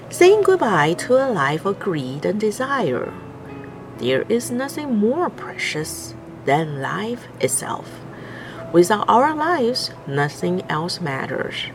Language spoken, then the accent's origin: English; New York, United States